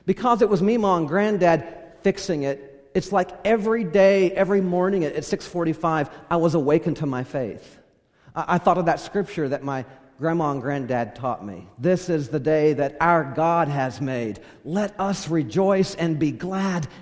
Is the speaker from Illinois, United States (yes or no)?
no; California, United States; I grew up in California